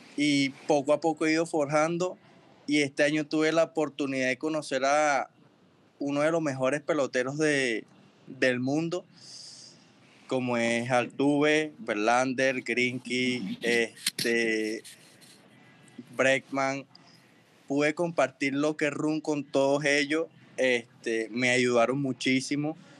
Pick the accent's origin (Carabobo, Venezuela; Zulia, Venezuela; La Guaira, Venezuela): Carabobo, Venezuela; El Roble; moved away; also born or lived in Naguanagua; yo nací en Naguanagua, pero me crié en el Roble. Es como, como un barrio en Osguayo.